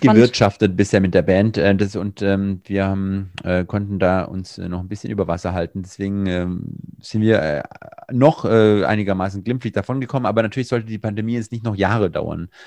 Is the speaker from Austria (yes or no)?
no; Swabia, Germany; accent: Swabian; ich bin Schwabe